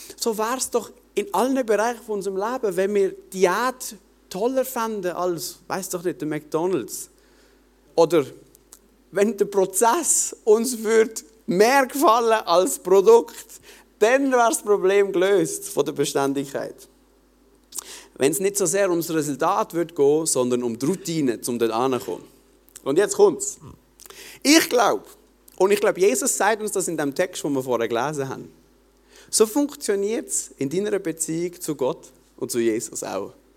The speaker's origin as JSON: {"language": "German", "region": "Basel-Landschaft", "country": "Switzerland", "said": "bei uns in Basel-Land"}